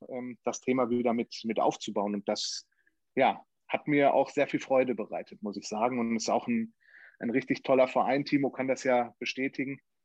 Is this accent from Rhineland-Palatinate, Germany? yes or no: no; Sauerland, North Rhine-Westphalia, Germany; ich komme ja aus dem Sauerland